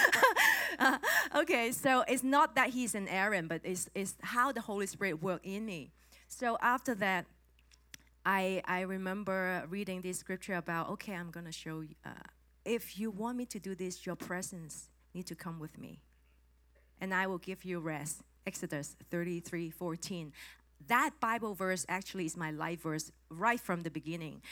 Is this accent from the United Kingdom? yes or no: no; Hong Kong; English is a second language; I'm from Hong Kong